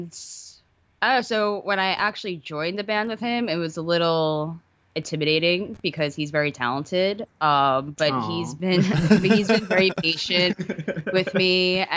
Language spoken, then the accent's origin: English; New York City, New York, United States; moved away as an adult; now in Los Angeles, United States; I'm from Queens